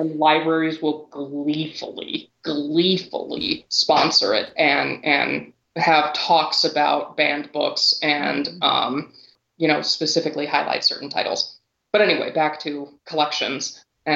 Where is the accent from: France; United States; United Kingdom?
United States; Lompoc, California; my hometown of Lompoc, beautiful Lompoc, California